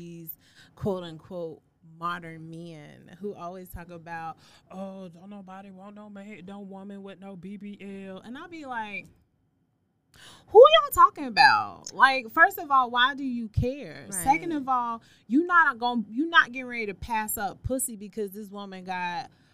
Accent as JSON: {"language": "English", "region": "the South", "country": "United States", "tie": "born or raised there", "said": "I grew up in the South."}